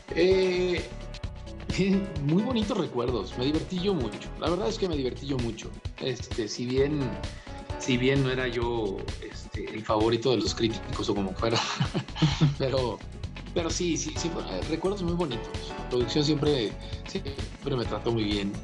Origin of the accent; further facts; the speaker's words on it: Tijuana, Baja California, Mexico; moved away as an adult; now in Mexico City, Mexico; rentaba una casa en Tijuana, de donde soy